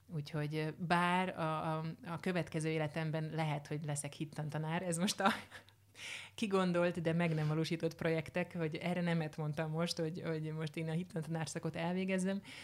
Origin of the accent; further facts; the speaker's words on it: Hungary; a magyar mentalitás, hogy már pedig megszenvedünk, tehát hogy bármi, ezeket mind, hát ebben nőttem föl, mint hogy mindannyian